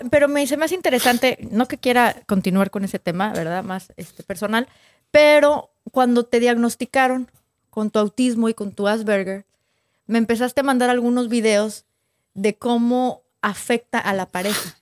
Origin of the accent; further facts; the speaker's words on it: northern Mexico, Mexico; somos del norte de México